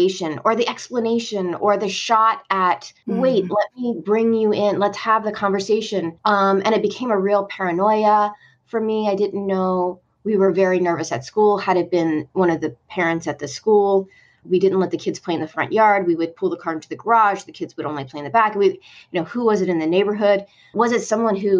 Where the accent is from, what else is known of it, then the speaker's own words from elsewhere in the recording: Northeast, United States; now in Deep South, United States; My husband's a New Englander. And, you know, we're from the Northeast.